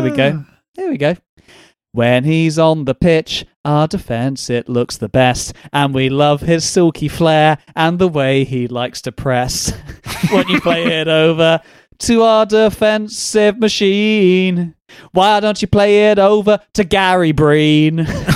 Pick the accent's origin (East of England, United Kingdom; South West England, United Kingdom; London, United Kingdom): London, United Kingdom; Maybe it's because I'm a Londoner.